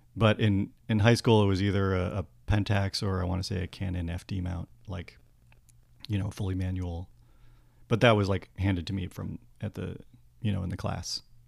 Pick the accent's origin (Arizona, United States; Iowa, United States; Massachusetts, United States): Massachusetts, United States; Worcester; I grew up in Massachusetts.